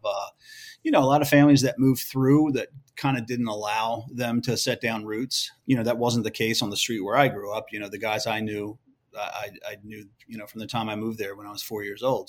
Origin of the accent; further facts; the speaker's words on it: Edgewood, Maryland, United States; moved away as an adult; I grew up in, uh, in a small working class town called Edgewood, Maryland.